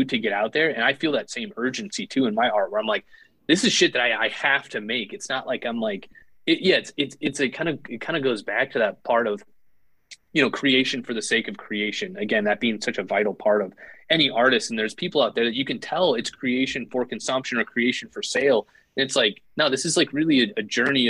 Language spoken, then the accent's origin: English; Northern Indiana, United States; I'm from Northern Indiana.